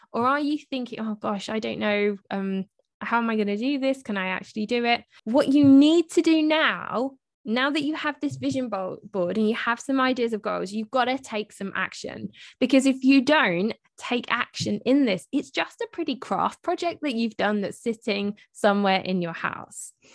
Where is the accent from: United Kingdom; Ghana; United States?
United Kingdom; I'm British, so we spell it M U M, not M O M.